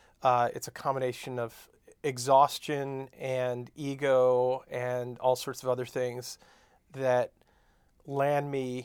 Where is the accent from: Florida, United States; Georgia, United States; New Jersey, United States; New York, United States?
New York, United States; Long Island; accent: New York; also born or lived in Iowa / Chicago; I'm from Long Island, New York. Used to have a thick New York accent, but that's gone now after years of being away. And made my way to Iowa for college, and then 2 years in Chicago